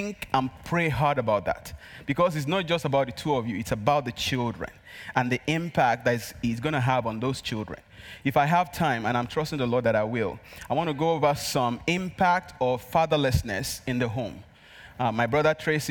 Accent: Nigeria; accent: Nigerian; English is a second language; moved away; my Nigerian accent

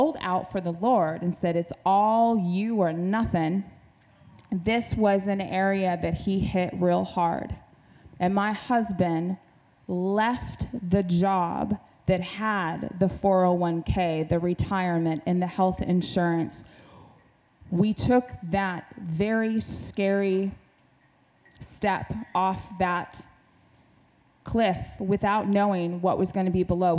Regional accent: Alaska, United States; I grew up in Alaska, in the state where you provide for yourself

